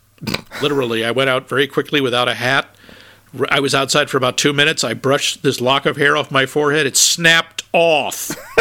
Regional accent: Northeast, United States; I'm from the Northeast. I'm from this not a heavy urban area

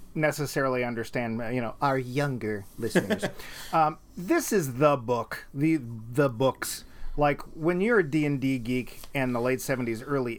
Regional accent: New Zealand; And look, New Zealand, well, yeah, okay, I'm from New Zealand, but happens to have all of the stuff we need.

